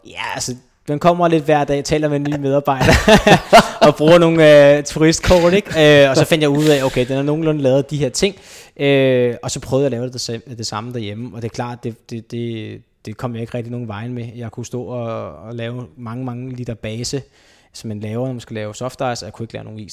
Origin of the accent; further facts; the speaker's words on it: Copenhagen, Capital Region of Denmark, Denmark; also born or lived in Gladsaxe; opvokset på Østerbro